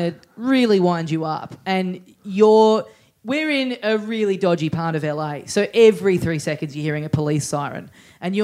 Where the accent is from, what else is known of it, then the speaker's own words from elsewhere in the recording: Australia; I'm from Australia